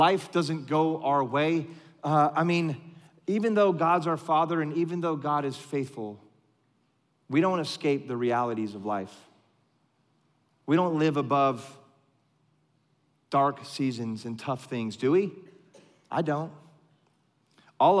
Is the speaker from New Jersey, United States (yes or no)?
no; California, United States; moved away; I grew up in California